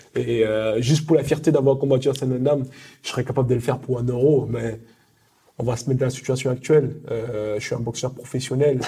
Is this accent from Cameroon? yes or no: yes; Cameroon; now in France; je suis français et derrière j'aimerais aussi représenter aussi mon pays natal euh, le Cameroun